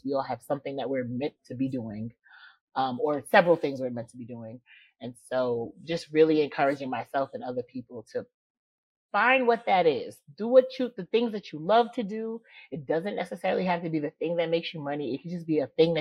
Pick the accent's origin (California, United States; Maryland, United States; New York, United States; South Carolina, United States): New York, United States; New York City; now in Georgia, United States; I'm from the Bronx, New York, and I now live in Georgia